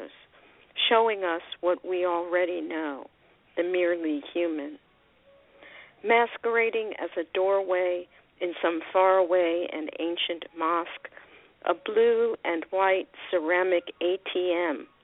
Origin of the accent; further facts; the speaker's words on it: Philadelphia, Pennsylvania, United States; now in Laguna Niguel, United States; I'm from Philadelphia originally, but I don't live there. I haven't lived there for a long time